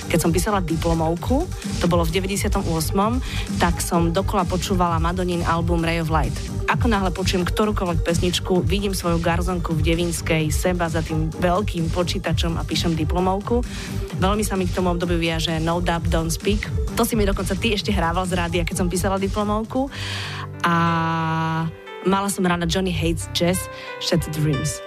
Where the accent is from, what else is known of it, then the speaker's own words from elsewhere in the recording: Žilina, Žilina Region, Slovakia; som vyrastala v Žiline